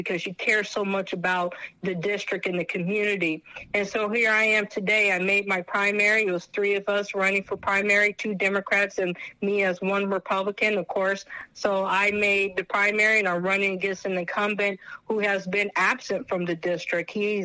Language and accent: English; California, United States; being a Californian, because I was born and raised here